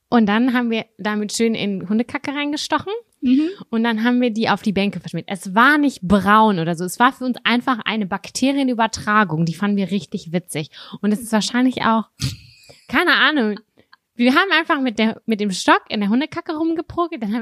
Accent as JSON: {"language": "German", "town": "Lübbecke", "region": "North Rhine-Westphalia", "country": "Germany", "tie": "born or raised there", "said": "und zwar habe ich damals in Lübbecke als Kind in der Nähe von der K an Kirche gewohnt, weißt du?"}